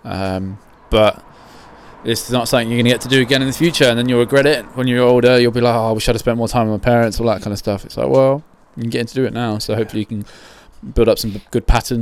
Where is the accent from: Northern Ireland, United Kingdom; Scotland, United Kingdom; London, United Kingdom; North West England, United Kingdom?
London, United Kingdom; Croydon; I grew up in South London, Croydon